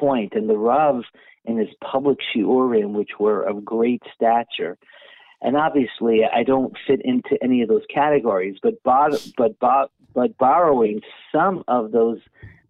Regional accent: Netherlands; I grew up in Holland, and many of the shuls in Holland, the parochet came because of the relationship between the royal families and the Jewish community.

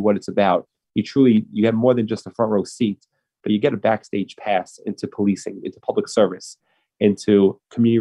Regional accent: New York City, New York, United States; I grew up in Brooklyn, in Manhattan Beach

